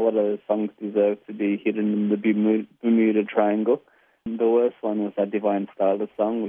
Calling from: Yokohama, Kanagawa, Japan; I'm calling from Yokohama in Japan.

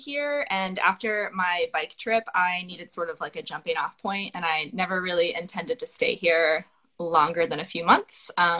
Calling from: North Carolina, United States; North Carolina. So it's 8 o'clock.

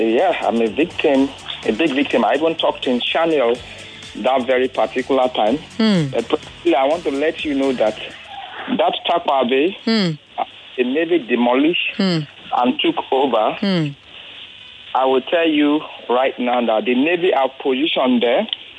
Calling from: Ikorodu, Lagos, Nigeria; Yes, I'm calling right from Ijede, Ikoroduye.

